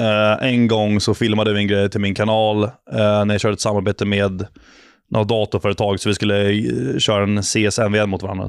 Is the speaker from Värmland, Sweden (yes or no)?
no; Ingarö, Stockholm County, Sweden; born or raised there